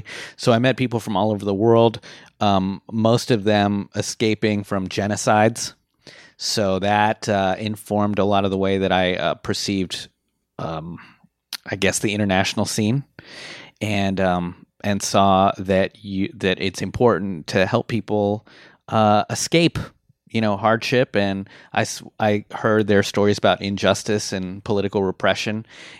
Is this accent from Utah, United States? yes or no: no; Washington, District of Columbia, United States; I was raised in Washington, D.C., so I grew up around politics my whole life, and my parents were excited to be part, card-carrying members of the Democratic Party.